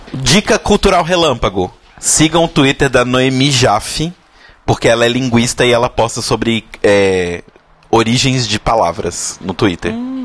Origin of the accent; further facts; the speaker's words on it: Brazil; Nós brasileiros falamos inglês de um determinado jeito